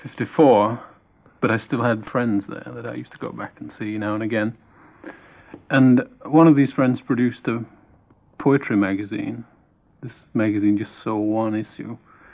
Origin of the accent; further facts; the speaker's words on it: Mytholmroyd, Yorkshire and the Humber, United Kingdom; moved away; Originally from Mytham Royd in West Yorkshire, near Halifax.